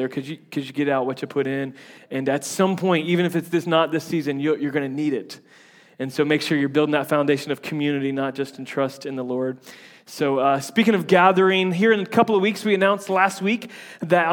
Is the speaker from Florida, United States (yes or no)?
yes; Tampa, Florida, United States; accent: southern; I'm from Tampa, and so there's like a bunch of Yankees. But I grew up in like the redneck side of Tampa, so like I feel like my accent changes based on who I'm talking